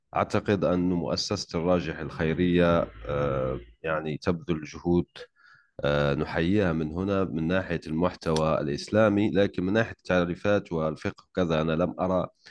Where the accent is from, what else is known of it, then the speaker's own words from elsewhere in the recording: Algeria; أنا جزائري